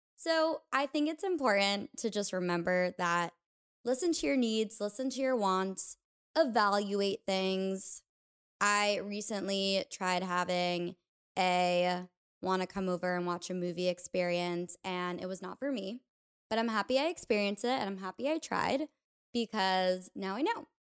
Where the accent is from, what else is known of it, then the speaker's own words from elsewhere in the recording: New York, United States; a place that wasn't my hometown, like New York